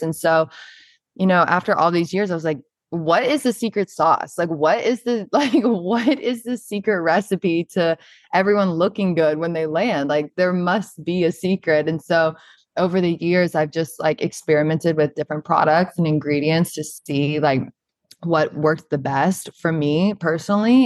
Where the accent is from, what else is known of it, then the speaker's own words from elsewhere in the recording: Charleston, South Carolina, United States; moved away as an adult; now in New York, United States; I'm originally from Charleston, South Carolina